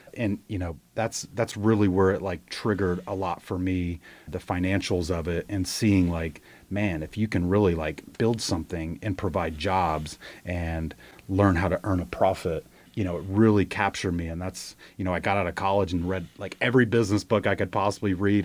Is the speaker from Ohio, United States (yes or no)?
yes; Ohio, United States; moved away as an adult; now in Charlotte, United States; I grew up in Ohio, moved to Charlotte like fifteen years ago to start my business career